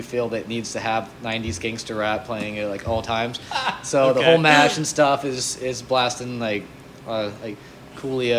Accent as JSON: {"language": "English", "region": "Florida", "country": "United States", "said": "they were telling us we should stop in Bo Weegan's because they heard we're from Florida."}